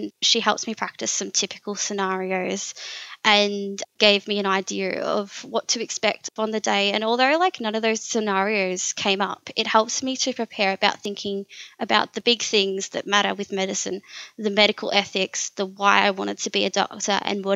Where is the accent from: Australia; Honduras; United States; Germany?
Australia; Warragul, Victoria; that was my hometown. I've grown up here